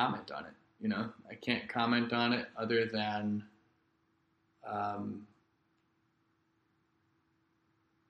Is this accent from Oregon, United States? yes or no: no; Rockwood School District, Missouri, United States; now in Florida, United States; my hometown, Rockwood School District in Missouri